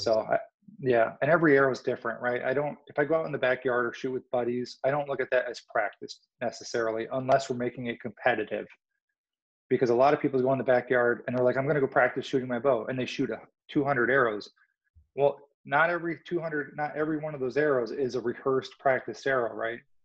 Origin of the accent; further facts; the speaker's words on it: Illinois, United States; I grew up in Illinois.